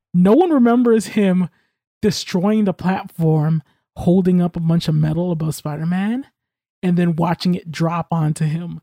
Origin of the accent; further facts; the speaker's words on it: United States; I'm American.